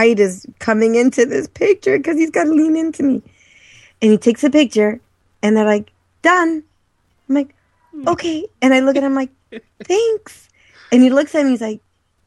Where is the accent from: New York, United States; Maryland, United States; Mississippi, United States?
Maryland, United States; born or raised there